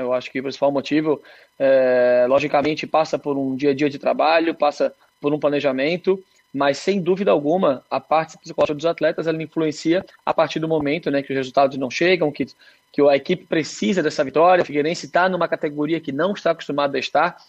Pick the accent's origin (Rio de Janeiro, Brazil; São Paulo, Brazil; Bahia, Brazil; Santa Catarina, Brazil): Santa Catarina, Brazil; Eu, como catarinense